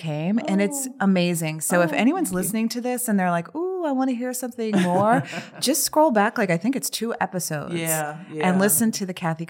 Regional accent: Chicago, Illinois, United States; now in Detroit, United States; No, I'm from Chicago.

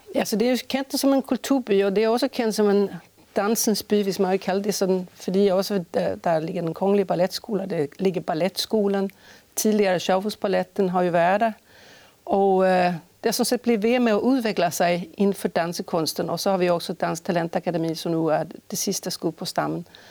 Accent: Stockholm, Stockholm County, Sweden; accent: Swedish; Danish is a second language; moved away as an adult; also born or lived in Skåne / Aarhus; now in Holstebro, Denmark; jeg kommer fra Sverige, øh, født i Stockholm og uddannet i Stockholm

